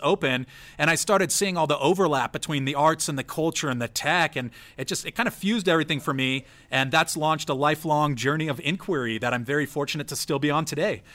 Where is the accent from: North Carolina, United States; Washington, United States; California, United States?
California, United States; San Diego; also born or lived in San Francisco; growing up in San Diego